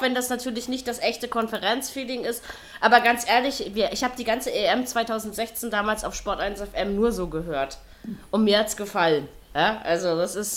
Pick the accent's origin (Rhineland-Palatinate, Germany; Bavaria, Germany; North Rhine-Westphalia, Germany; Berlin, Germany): Berlin, Germany; ich als Berliner